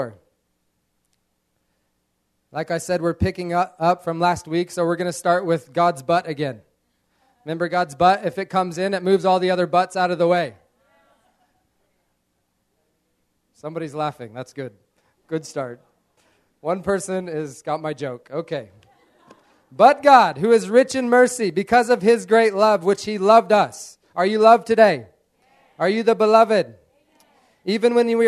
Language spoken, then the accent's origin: English; United States; moved away; growing up in America, in a farming community